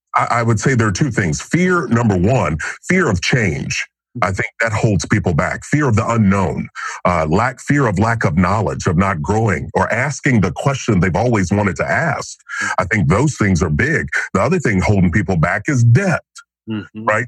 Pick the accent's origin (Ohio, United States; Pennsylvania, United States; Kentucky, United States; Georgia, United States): Kentucky, United States; now in Franklin, United States; growing up in Kentucky, sitting on the front porch